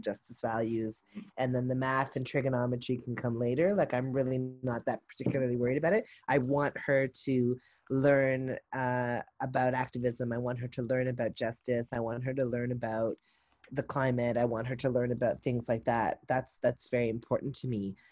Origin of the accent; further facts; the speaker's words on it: the South, United States; I'm from the South